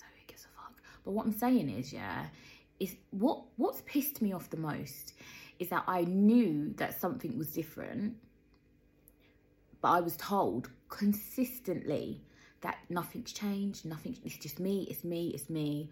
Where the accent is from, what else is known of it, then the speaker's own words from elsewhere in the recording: London, United Kingdom; moved away; I was born in Peckham